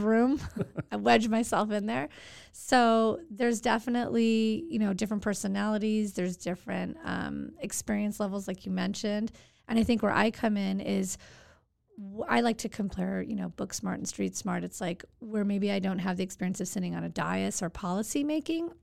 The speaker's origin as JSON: {"language": "English", "town": "Santa Monica", "region": "California", "country": "United States", "tie": "born or raised there", "said": "Nineteen seventy-nine, born and raised in Santa Monica"}